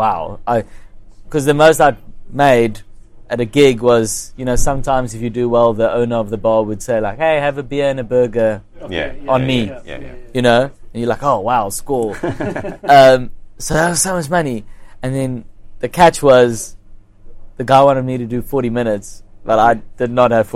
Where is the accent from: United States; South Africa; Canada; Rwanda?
South Africa; Kempton Park, Gauteng; it was in Kenton Park, which is my hometown